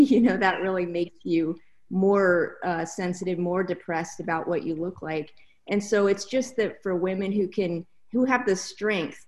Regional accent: Spokane, Washington, United States; moved away; also born or lived in Mexico; in my hometown of Spokane, Washington

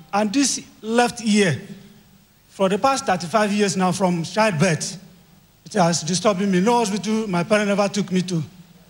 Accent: Kogi, Nigeria; from Kogi State.

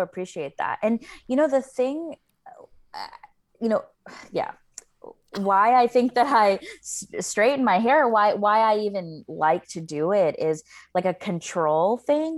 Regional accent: the South, United States; I grew up in the South

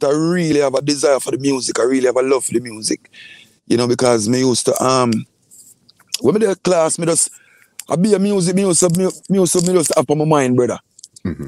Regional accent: Portmore, Saint Catherine, Jamaica; also born or lived in Kingston; I was born in Kingston, and I grew up in Portmore. I spent most of my lifetime in Portmore.

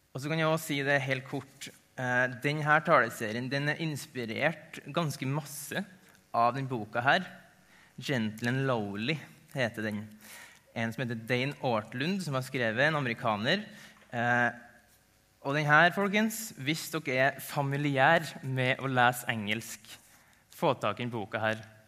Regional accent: Ålvundfjord, Møre og Romsdal, Norway; moved away as an adult; also born or lived in Tromsø; Jeg er opprinnelig nordmøring. Kommer fra ei lita bygd som heter Ålvundfjord

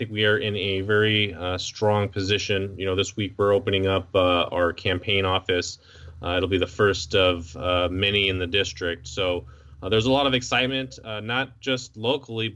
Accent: Visalia, California, United States; I grew up in Visalia, and after I finished law school, I moved back with my wife

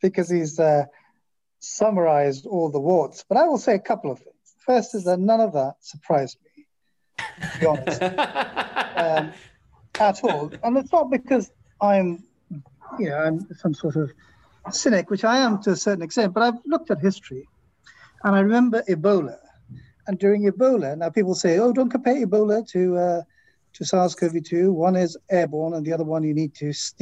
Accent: Philadelphia, Pennsylvania, United States; I'm not from Boston, I'm from Philadelphia

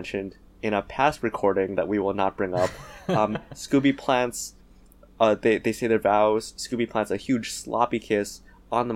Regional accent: Canada; As Canadian

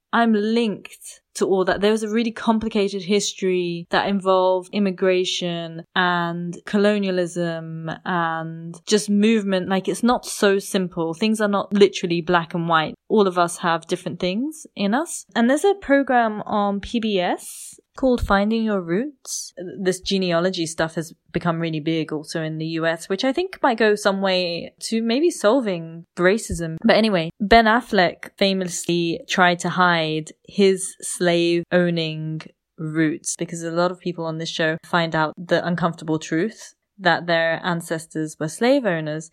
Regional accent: United Kingdom; I was born in the U K, because my parents were born in a British colony

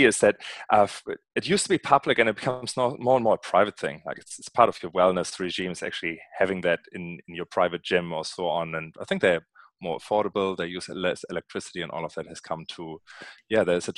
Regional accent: Northern Germany, Germany; accent: German; English is a second language; moved away; you might have spotted an accent, and my accent comes from Germany, Northern Germany to be precise

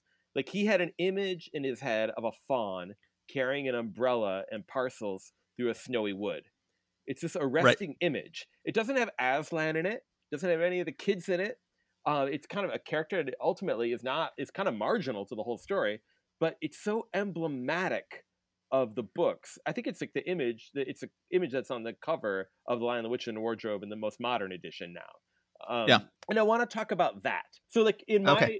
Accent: Michigan, United States; moved away; I'm doing this podcast from the home I grew up in Michigan.

